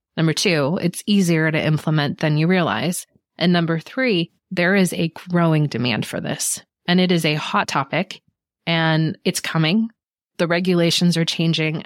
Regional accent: Monterey Bay, California, United States; I grew up in the Monterey Bay, which is a beautiful place to grow up.

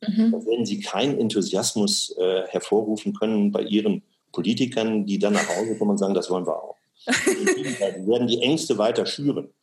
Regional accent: Osnabrück, Lower Saxony, Germany; moved away as an adult; also born or lived in Ruhr area / Karlsruhe; Ich bin geboren in Osnabrück

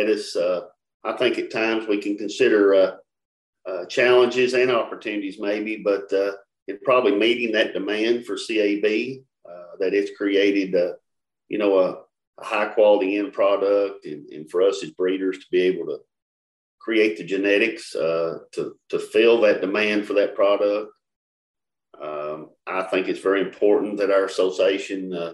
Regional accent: Russell Springs, Kentucky, United States; I'm from Russell Springs, Kentucky

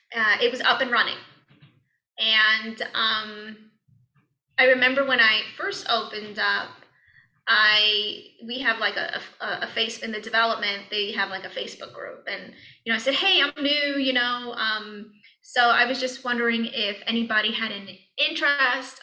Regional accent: New York City, New York, United States; also born or lived in Cleveland, Ohio; now in Ohio, United States; I'm from New York, Brooklyn, New York

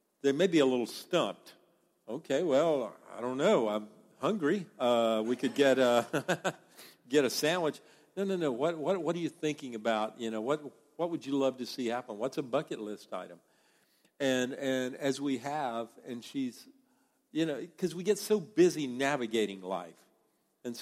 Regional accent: the American South, United States; accent: American accent from the South; my accent, the American accent from the South.

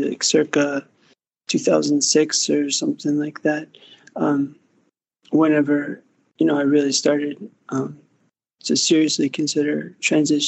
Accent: Pittsburgh, Pennsylvania, United States; moved away as an adult; also born or lived in Phoenix, Arizona; now in Los Angeles, United States; I grew up in Pittsburgh, Pennsylvania

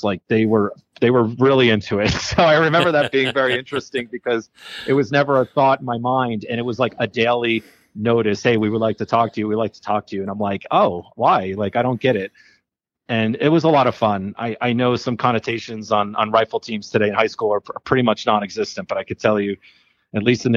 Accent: Nutley, New Jersey, United States; moved away as an adult; now in Colorado, United States; New Jersey, or otherwise known as Jersey

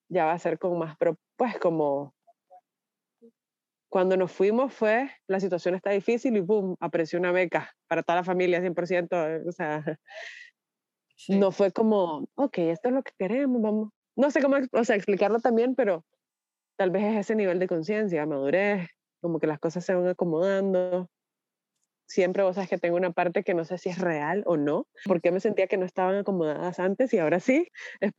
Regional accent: Costa Rica; Porque en Costa Rica pues tenemos familia, nos encanta, somos costarricenses, pero no sé si vamos a estar ahí.

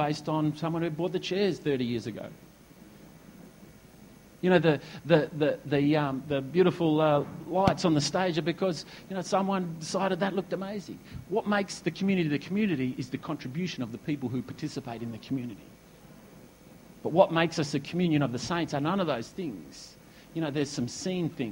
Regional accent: Perth, Western Australia, Australia; also born or lived in Esperance, Western Australia; now in Noosa, Australia; I was born in Perth. You know, we moved to Esperance, and now we've come over to Noosa

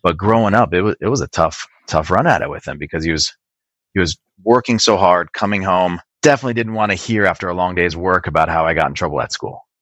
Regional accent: Racine, Wisconsin, United States; now in California, United States; I was born in a, a, small city called Racine, which is right off of Lake Michigan.

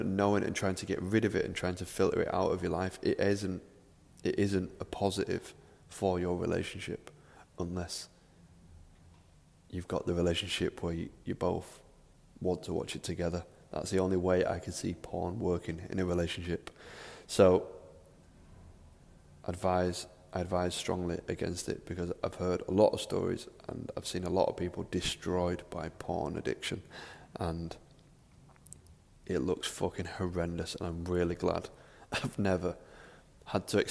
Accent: Manchester, North West England, United Kingdom; I'm from Manchester, I live in Manchester.

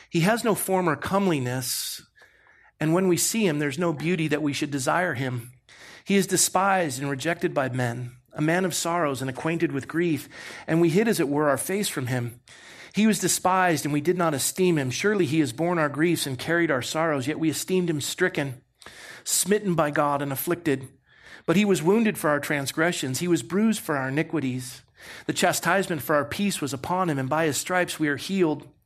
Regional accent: Coronado, California, United States; You know, I grew up in Coronado.

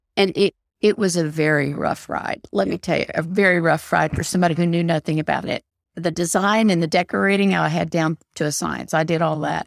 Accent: Knoxville, Tennessee, United States; now in Texas, United States; I was born and raised in Knoxville, Tennessee

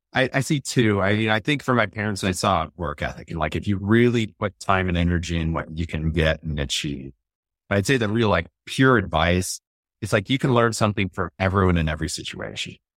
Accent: Chicago, Illinois, United States; moved away; I was always from the Chicago area

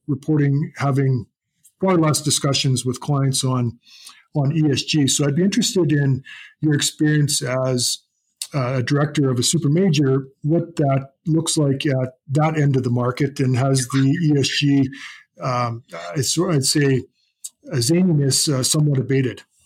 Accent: Canada

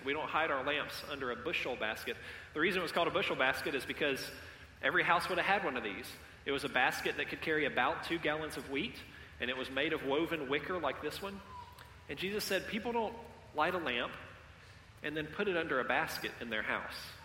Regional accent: Columbus, Georgia, United States; Columbus is my hometown. Um, I've lived here all of my life except for four years at university and then five years of mission work.

